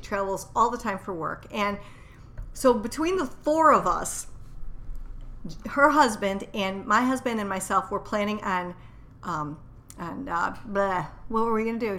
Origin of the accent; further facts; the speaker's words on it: Chicago, Illinois, United States; we are definitely northerners from the Chicago area.